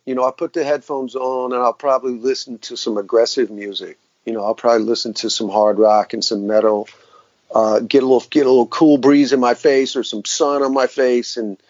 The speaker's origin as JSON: {"language": "English", "region": "the South", "country": "United States", "said": "I grew up in classic rock. I'm from the South."}